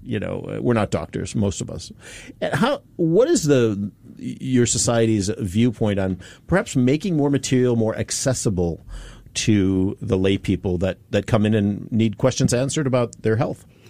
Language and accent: English; United States; now in Singapore; my home country, the U.S.